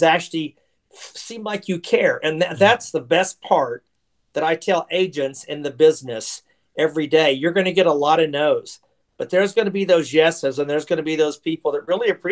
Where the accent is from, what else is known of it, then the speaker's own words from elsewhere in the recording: Oklahoma City, Oklahoma, United States; moved away as an adult; also born or lived in Dallas, Texas; I was born and raised in Oklahoma City, Oklahoma, and lived there for 22 years